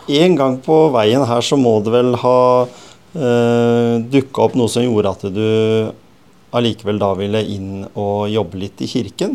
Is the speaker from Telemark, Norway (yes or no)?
yes; Skien, Telemark, Norway; Skien, som jeg vokste opp på, eller på Gjemse